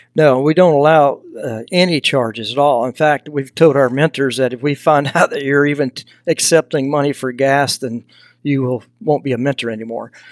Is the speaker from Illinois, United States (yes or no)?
no; Texas, United States; accent: Southern; now in Idaho, United States; I grew up in Texas, you know, so I'm a long way from, from home. So if you hear a little bit of a Southern accent, that's because I'm from the South